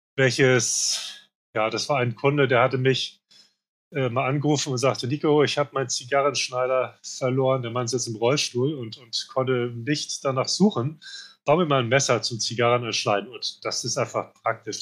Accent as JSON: {"language": "German", "region": "Hamburg", "country": "Germany", "moved": "as an adult", "lives_now": "Spain", "said": "Ich komme aus Hamburg daher auch das Logo mit Hamburg drauf, wobei ich seit, ja, seit 20 Jahren eigentlich nicht mehr in Hamburg lebe, sondern in Spanien. Aber ich fühle mich nach wie vor als Hamburger"}